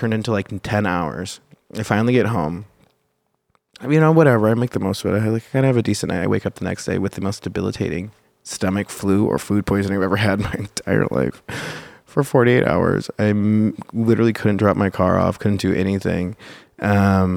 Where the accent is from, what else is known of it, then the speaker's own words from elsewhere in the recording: Chicago, Illinois, United States; I'm from Chicago